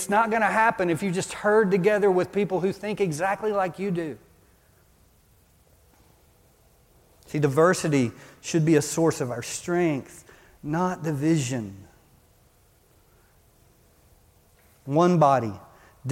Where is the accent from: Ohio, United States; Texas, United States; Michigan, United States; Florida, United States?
Texas, United States; Beaumont; moved away; I came from Beaumont, Texas